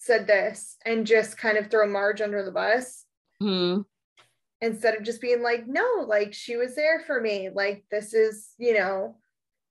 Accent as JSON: {"language": "English", "region": "East Coast", "country": "United States", "tie": "born or raised there", "said": "growing up on the East Coast, but with a very Irish heritage"}